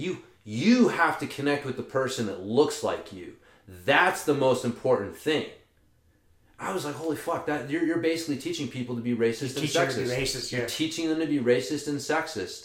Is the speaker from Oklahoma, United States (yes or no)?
yes; Oklahoma, United States; I'm from Oklahoma